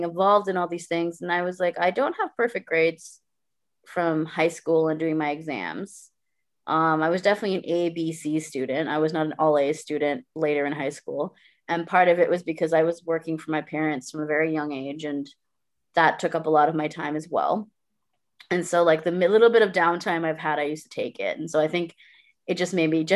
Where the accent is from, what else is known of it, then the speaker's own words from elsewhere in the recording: Guyana; moved away as an adult; also born or lived in Brampton, Ontario, Canada; now in Canada; I lived here until I was 8 in this Indo-Caribbean family because my parents are Guyanese, right? And then we moved to Guyana when I was 8, and I was there for 10 years